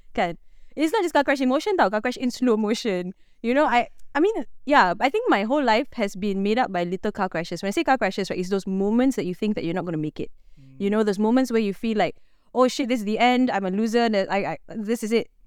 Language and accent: English; Malaysia